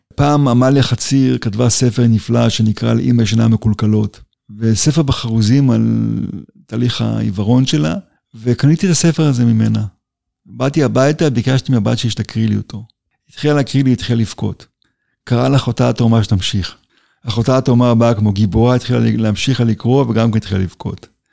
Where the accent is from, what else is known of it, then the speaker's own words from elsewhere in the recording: Israel; נולדתי בקיבוץ, ושם גדלתי